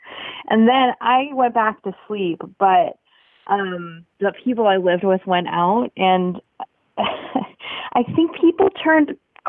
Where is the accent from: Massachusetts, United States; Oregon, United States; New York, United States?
Oregon, United States; Portland; Portland, Oregon. We don't have a football team